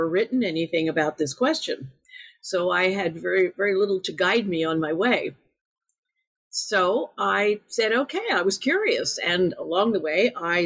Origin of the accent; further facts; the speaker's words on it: United States; being an American